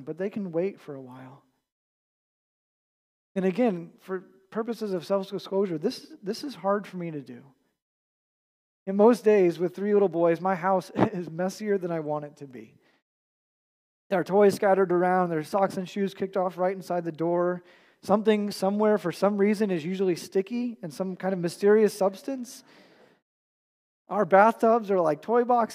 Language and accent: English; United States; us as American churchgoers